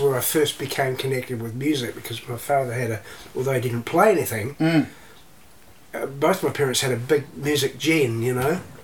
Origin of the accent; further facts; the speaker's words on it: Canterbury, New Zealand; also born or lived in Christchurch, New Zealand / Taranaki, New Zealand / Australia; we grew up in Canterbury, and we shifted back to Canterbury uh, from Taranaki